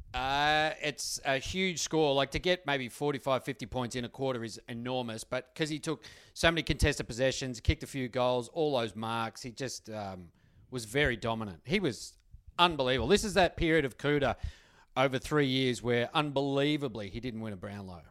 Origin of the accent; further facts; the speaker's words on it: Melbourne, Victoria, Australia; I grew up in Essendon